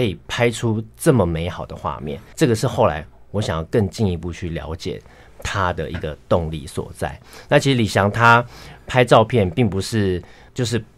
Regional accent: Tainan, Taiwan; 我自己本身也是台南出生，哦。然后， 然后我的太太也是台南人

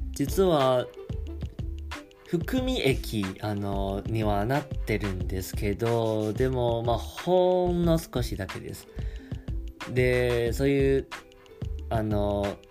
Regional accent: Taiwan; first language Chinese; Japanese is a second language; 自分は中国語を話せます。もちろん、あの、台湾出身ですし

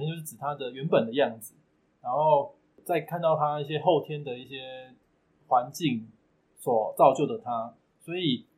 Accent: Tainan, Taiwan; 我是来自台南的宠物王子。目前我服务的项目有宠物疗愈以及宠物易经沟通咨询

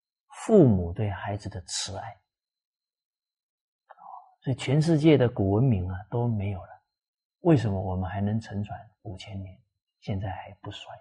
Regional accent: Fujian, China; 像我是这个闽南啊，福建人啊，闽南人啊，我们闽南话里面方方面面的教导可多了。

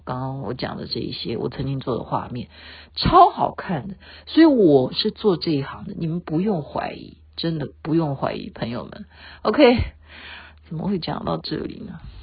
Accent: Taiwan; 因为我是眷村长大的

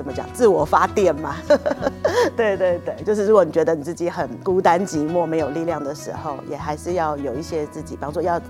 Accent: Taiwan; 比方说我们台湾人也许很喜欢日本的动画、漫画、

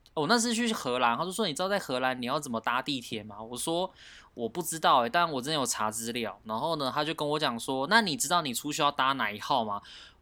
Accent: Taiwan

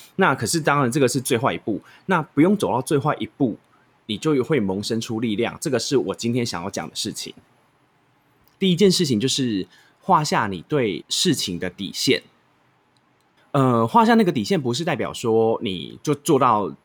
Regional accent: Taichung, Taiwan; 我是台中人

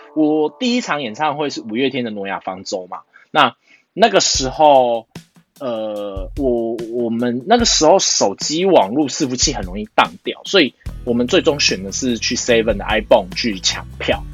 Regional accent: Taiwan; 我现在台湾

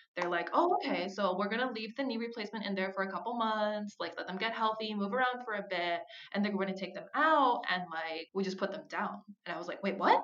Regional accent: Minnesota, United States; moved away; I grew up in Minnesota

